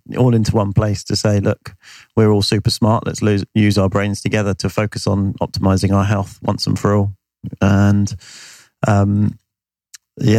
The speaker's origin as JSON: {"language": "English", "country": "United Kingdom", "said": "I'm British"}